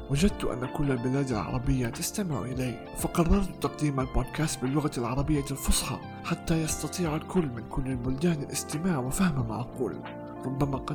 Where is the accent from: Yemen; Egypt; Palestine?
Palestine; accent: Palestinian Arabic; كنت أتحدث باللهجة العامية باللهجة الفلسطينية العامية